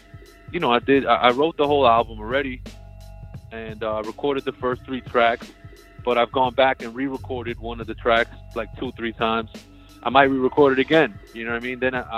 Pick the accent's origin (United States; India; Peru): Peru; I was born in Peru. My parents were born in Peru.